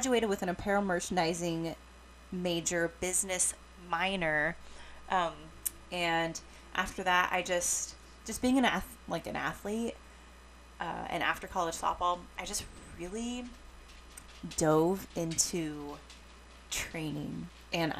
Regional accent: Washington, United States; I grew up and live in Washington State

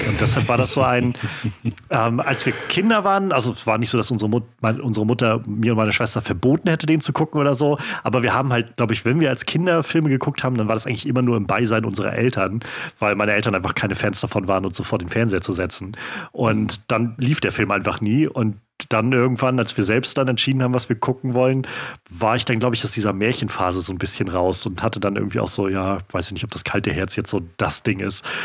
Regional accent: Mecklenburg-Vorpommern, Germany; ich bin auch in Mecklenburg aufgewachsen

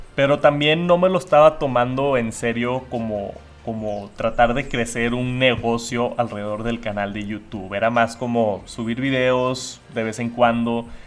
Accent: Monterrey, Nuevo León, Mexico; yo aquí en Monterrey, México, de donde soy

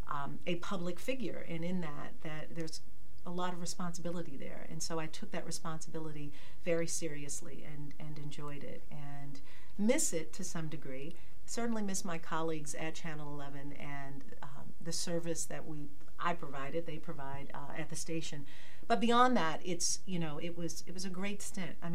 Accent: Detroit, Michigan, United States; born and raised in Detroit.

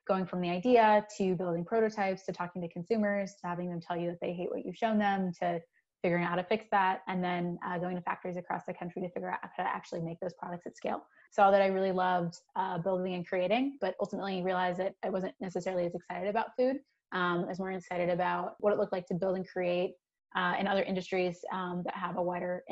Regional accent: Maryland, United States; moved away as an adult; also born or lived in Minneapolis; I'm from Maryland. I'm Haitian

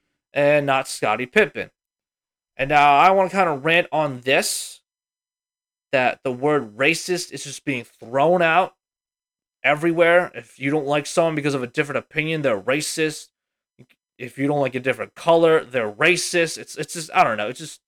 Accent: the South, United States; I looked at him and I was like, whoa, we don't do that. I'm from the South.

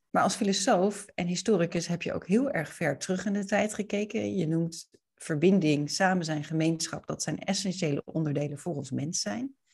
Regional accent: Leiden, South Holland, Netherlands; ik kom zelf uit Leiden

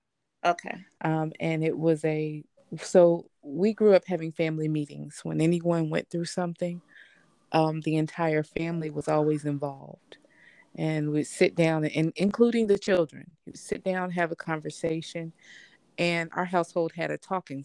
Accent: Tennessee, United States; my father was military, so we grew up in Tennessee, and my mother's family originally is from Tennessee, but another part of where we are locally

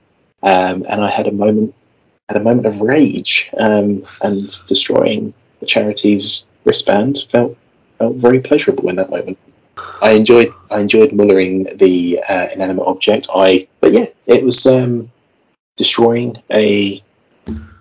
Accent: United Kingdom; we are British.

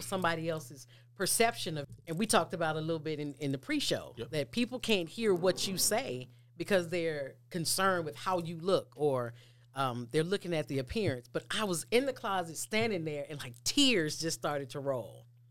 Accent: Mississippi, United States; we grew up climbing trees. I'm from Mississippi.

